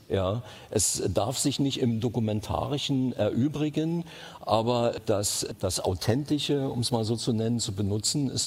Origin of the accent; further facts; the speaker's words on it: East Germany, Germany; Ich bin in der DDR groß geworden. Da kenne ich mich am besten aus.